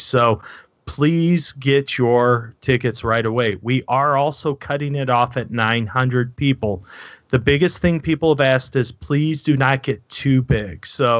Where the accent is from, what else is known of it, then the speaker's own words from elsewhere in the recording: Missouri, United States; that's show me state is Missouri. I'm from Missouri.